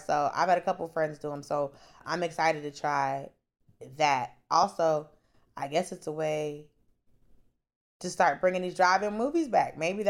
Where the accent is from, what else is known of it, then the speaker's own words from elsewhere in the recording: the South, United States; I'm from the South. I'm a Christian.